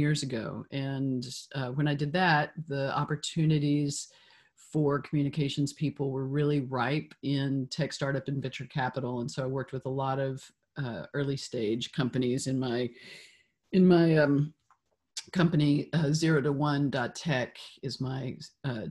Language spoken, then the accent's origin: English; Memphis, Tennessee, United States; now in San Francisco, United States; I grew up in Memphis, which was hugely formative for me